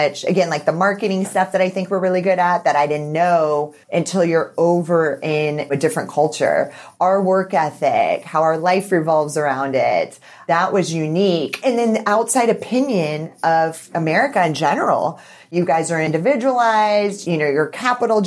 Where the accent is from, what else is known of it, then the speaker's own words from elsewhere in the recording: United States; I'm American.